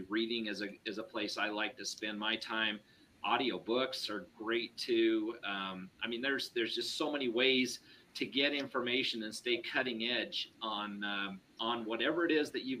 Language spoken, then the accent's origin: English; Ogden, Utah, United States; I was from Ogden